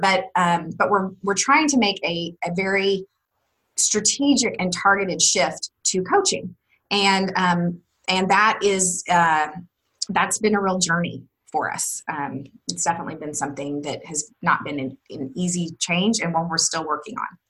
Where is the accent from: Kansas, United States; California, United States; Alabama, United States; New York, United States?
Kansas, United States; Wichita; moved away as an adult; now in Austin, United States; I'm originally from Wichita, Kansas